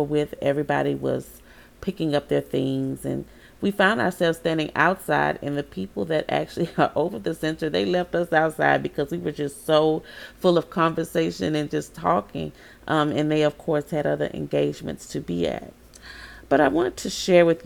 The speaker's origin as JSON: {"language": "English", "town": "Baton Rouge", "region": "Louisiana", "country": "United States", "tie": "born or raised there", "moved": "yes", "said": "my hometown"}